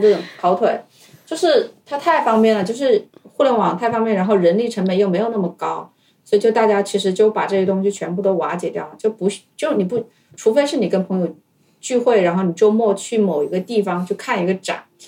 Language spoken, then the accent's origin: Chinese; Hubei, China; moved away as an adult; also born or lived in Wuhan, China / Beijing, China; now in Tokyo, Japan; 小时候生活在湖北